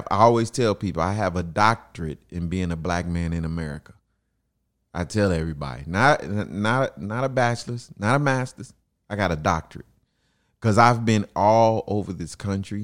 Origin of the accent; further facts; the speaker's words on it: Chicago, Illinois, United States; I grew up in Chicago. I grew up in the housing projects on 24th Street